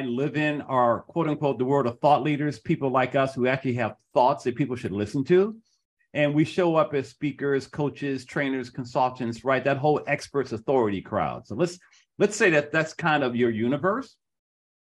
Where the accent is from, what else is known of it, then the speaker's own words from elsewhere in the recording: Detroit, Michigan, United States; moved away; I'm originally from Detroit. I'm a Michigan guy